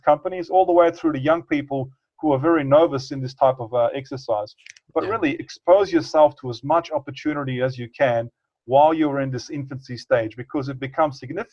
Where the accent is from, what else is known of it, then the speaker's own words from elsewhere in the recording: Bosnia & Herzegovina; moved away; I definitely want to live in my home country